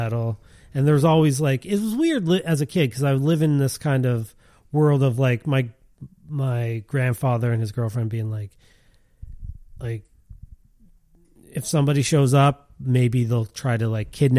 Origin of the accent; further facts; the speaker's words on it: Montreal, Quebec, Canada; also born or lived in Liverpool; I mean, I'm from Montreal, but I grew up in Liverpool.